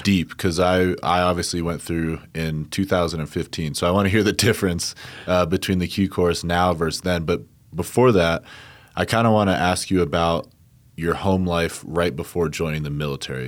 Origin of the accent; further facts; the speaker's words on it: New Jersey, United States; moved away as an adult; now in Colorado Springs, United States; I grew up on the East Coast and joined the Army to essentially leave the New Jersey metropolitan area